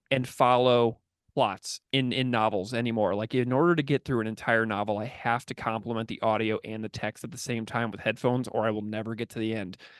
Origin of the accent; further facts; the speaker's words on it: St. Louis, Missouri, United States; now in Buffalo, United States; I grew up in the suburbs of Saint Louis, Missouri